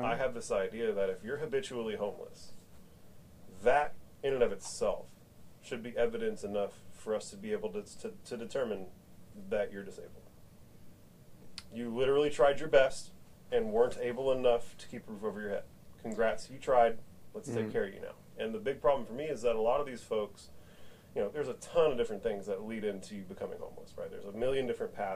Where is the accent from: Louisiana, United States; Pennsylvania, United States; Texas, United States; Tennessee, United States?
Texas, United States; Austin; I was born in Brackenridge Hospital in Austin, Texas. I've lived here my whole life.